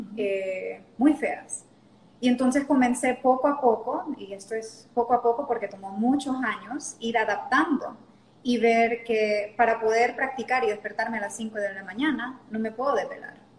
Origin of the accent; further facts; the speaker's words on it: La Lima, Cortés, Honduras; accent: Honduran; moved away as an adult; also born or lived in Panama / Mexico / New Orleans; now in Roatán, Honduras; nací en Panamá, pero me crié la mayor parte de mi vida en La Lima.